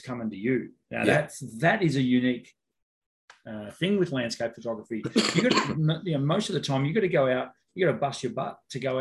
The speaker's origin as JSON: {"language": "English", "town": "Ocean Grove", "region": "Victoria", "country": "Australia", "tie": "born or raised there", "said": "my hometown"}